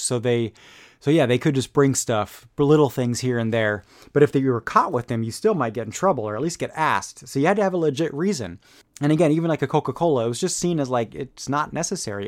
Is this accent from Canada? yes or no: no; Munich, Bavaria, Germany; moved away; I grew up in Munich